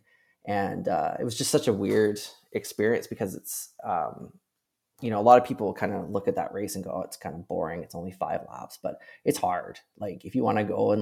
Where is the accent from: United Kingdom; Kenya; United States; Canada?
Canada; Penticton, British Columbia; also born or lived in Victoria, Canada; I moved from Penticton to Victoria for school